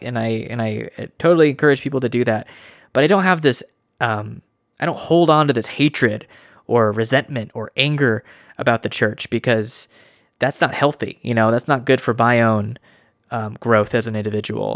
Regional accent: Idaho, United States; I'm from Idaho

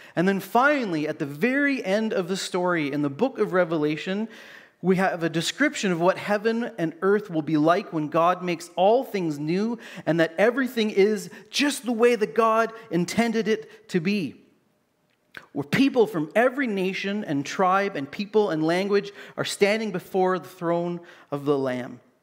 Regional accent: Canada; growing up in Canada

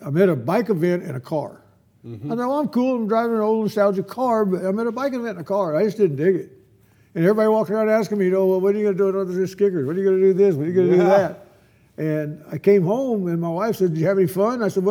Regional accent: Dinuba, California, United States; moved away as an adult; now in Texas, United States; I grew up in the San Joaquin Valley

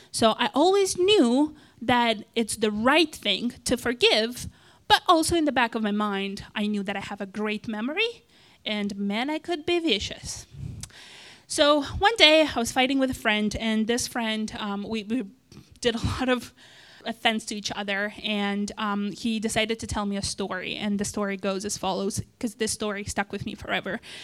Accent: Moldova; English is a second language; moved away; I was born in, uh, and raised in a country called Moldova, that's in Eastern Europe

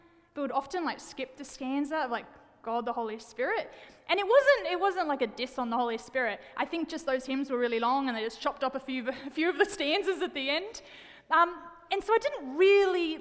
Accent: Wollongong, New South Wales, Australia; moved away; I'm a city girl born and raised in Wollongong, Australia, big city in Australia. And I do have an accent, by the way.

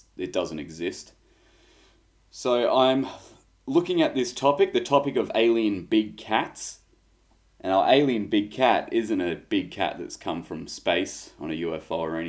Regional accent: Australia; Being an Australian

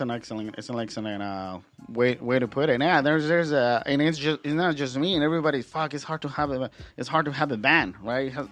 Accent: Guadalajara, Jalisco, Mexico; moved away; I'm originally from Guadalajara, so it was easier for me because all my family is there

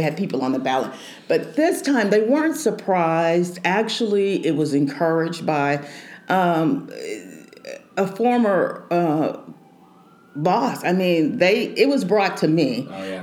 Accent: Houston, Texas, United States; moved away as an adult; now in Kansas City, United States; I'm from Houston

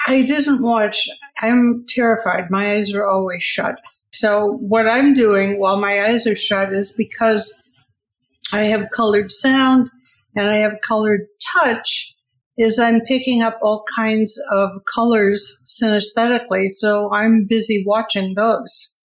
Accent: Detroit, Michigan, United States; I grew up in Detroit

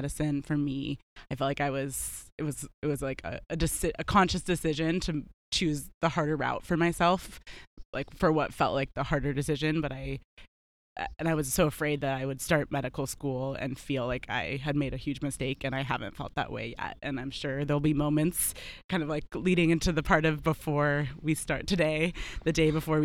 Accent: Olympia, Washington, United States; moved away as an adult; also born or lived in California / East Coast; now in Seattle, United States; originally from Olympia, so not far from here

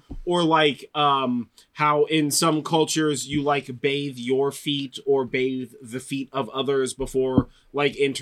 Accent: California, United States; We're from California

